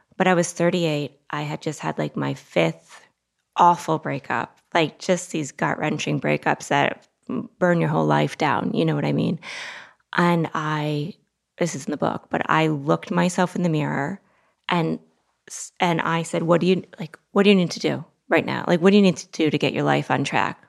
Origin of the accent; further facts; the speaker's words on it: Longmeadow, Massachusetts, United States; now in New York City, United States; I grew up in a preppy town in Massachusetts, Longmeadow, Massachusetts.